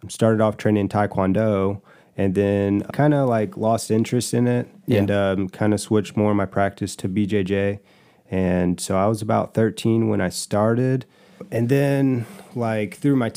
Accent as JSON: {"language": "English", "town": "Farmington", "region": "Missouri", "country": "United States", "tie": "born or raised there", "also_born_or_lived": "Bonne Terre, Missouri", "said": "I moved to Farmington and graduated through Farmington"}